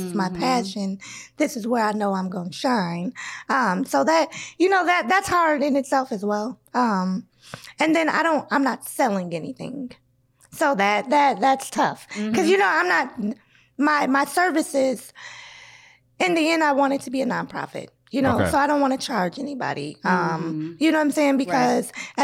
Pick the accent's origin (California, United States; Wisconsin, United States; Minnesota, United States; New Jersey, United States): Minnesota, United States; also born or lived in Iowa / Burnsville, Minnesota; I'm from Iowa, but I've been here all my life. So pretty much I'm from Minnesota